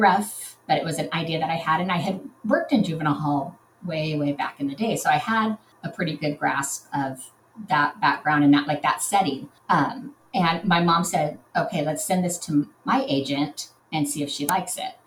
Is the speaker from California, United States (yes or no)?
yes; Southern California, United States; I'm from Southern California